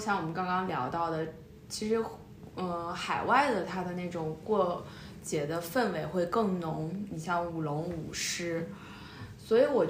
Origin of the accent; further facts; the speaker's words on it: China; now in United Kingdom; 我们中国人